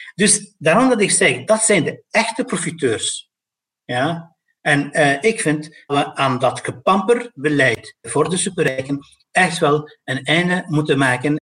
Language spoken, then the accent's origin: Dutch; Brussels, Brussels-Capital Region, Belgium; van mij als Brusselaar, van mij als persoon met migratieachtergrond.